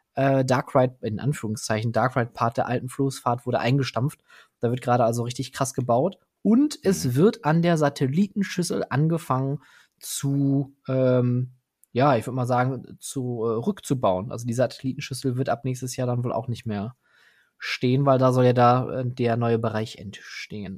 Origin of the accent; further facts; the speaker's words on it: Ruhr area, North Rhine-Westphalia, Germany; ich komme hier aus dem Ruhrgebiet, hier spricht man Dinge halt auch mal anders aus